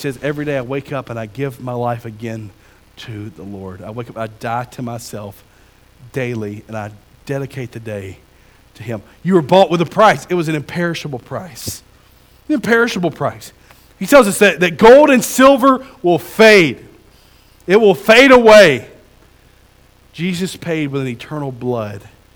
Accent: Pinson, Alabama, United States; I'm from Alabama. I'm from across the county

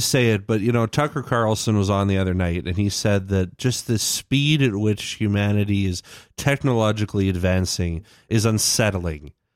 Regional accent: Canada; I'm Canadian

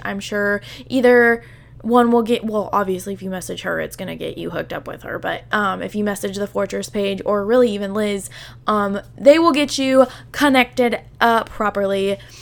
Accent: southern Illinois, United States; I live in, like, super southern Illinois, so, like, when I tell people that I'm from Illinois, I am not anywhere near Chicago

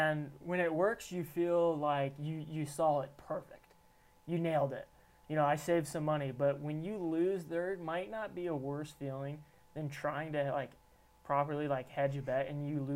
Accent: Kansas City, United States; now in Salt Lake City, United States; I'm from Kansas City

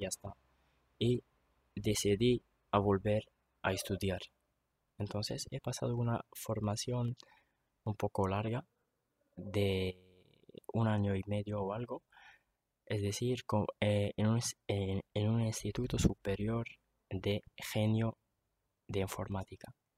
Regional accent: Tetouan, Tanger-Tetouan-Al Hoceima, Morocco; Yo soy de Tetuán, tengo 27 años

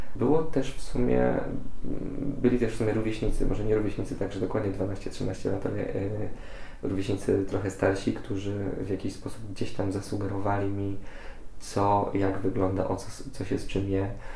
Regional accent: Poland; jestem z małego miasteczka

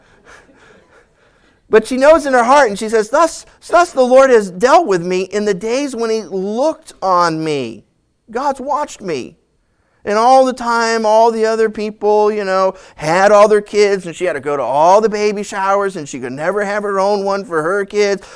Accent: New England, United States; moved away; also born or lived in California; I grew up in New England

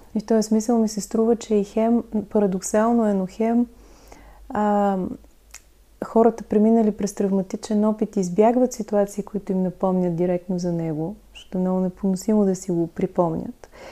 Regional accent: Lovech, Lovech Province, Bulgaria; аз съм от Ловеч

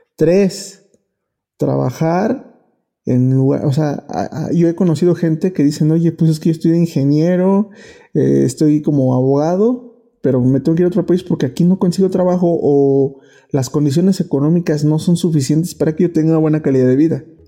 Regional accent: Mexico; como mexicanos, como país

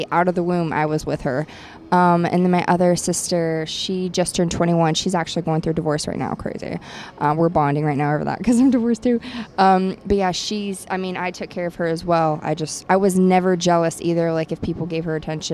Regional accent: Ohio, United States; moved away as an adult; also born or lived in Florida; now in Los Angeles, United States; I was born in Ohio, and I lived half of my life back and forth between Ohio and Florida with my grandparents.

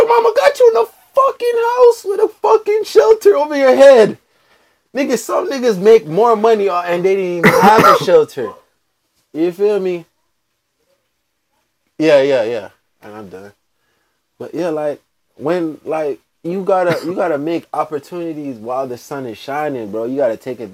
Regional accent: Jamaica; now in United States; I'm Jamaican

